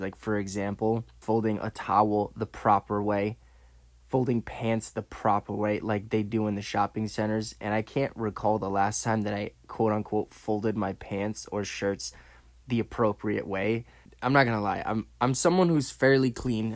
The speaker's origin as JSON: {"language": "English", "region": "Connecticut", "country": "United States", "tie": "born or raised there", "said": "my home state where I grew up, born and raised"}